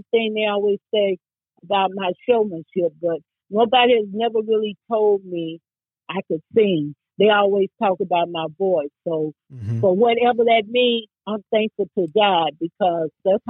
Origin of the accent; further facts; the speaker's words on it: the South, United States; now in Chicago, United States; when I was growing up in the South, you know, you go to them juke joints